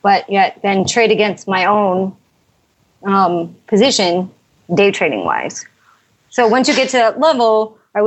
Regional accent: Chicago, Illinois, United States; moved away; I was from Chicago

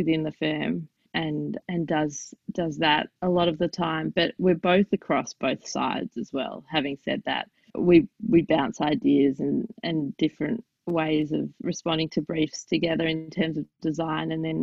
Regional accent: Australia; I'm Jewish Australian

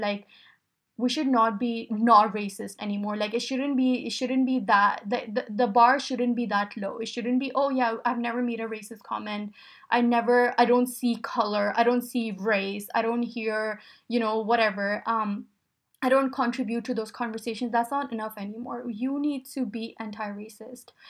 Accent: Pakistan; moved away; I grew up in Pakistan

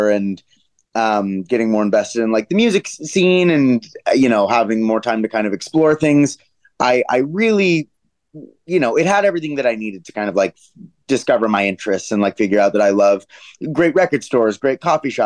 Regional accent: Denver, Colorado, United States; moved away as an adult; also born or lived in Los Angeles, United States; now in New York, United States; I'm from Denver

